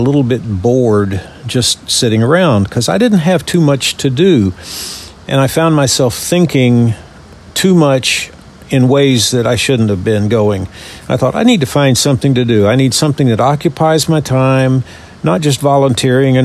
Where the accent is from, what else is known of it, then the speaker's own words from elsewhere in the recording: Louisiana, United States; moved away as an adult; also born or lived in Texas; now in Birmingham, United States; born and raised in Louisiana